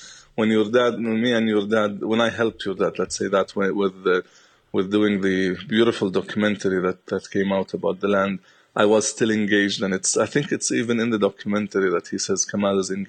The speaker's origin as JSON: {"language": "English", "town": "Bethlehem", "country": "Palestine", "tie": "born or raised there", "also_born_or_lived": "Jerusalem", "said": "I was born in Jerusalem. But then I was raised in Bethlehem"}